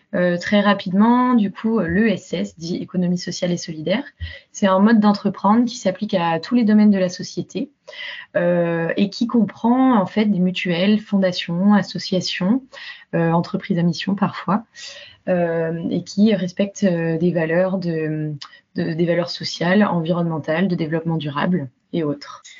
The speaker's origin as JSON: {"language": "French", "town": "Rennes", "region": "Brittany", "country": "France", "also_born_or_lived": "Toulouse / London / Belgium / Latin America", "moved": "as an adult", "said": "je suis partie de Rennes vers 18 ans"}